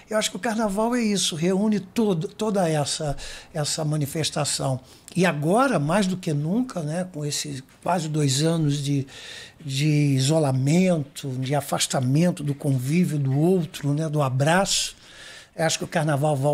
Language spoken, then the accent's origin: Portuguese; São Paulo, Brazil; Então eu, eu, eu, a minha infância toda foi em São Paulo.